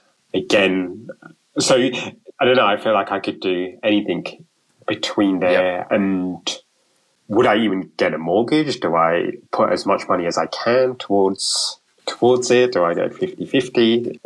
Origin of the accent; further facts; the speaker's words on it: London, United Kingdom; In the UK, London.